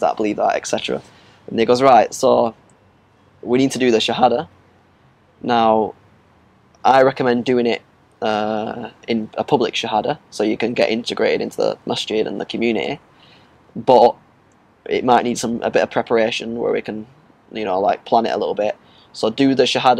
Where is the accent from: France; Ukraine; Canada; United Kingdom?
United Kingdom; Blackburn, North West England; I'm from Blackburn